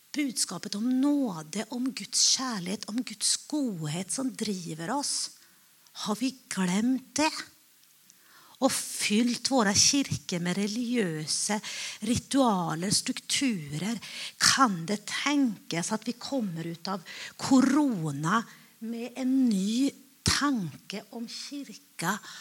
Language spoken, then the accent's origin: Norwegian; Finland; Jeg er finne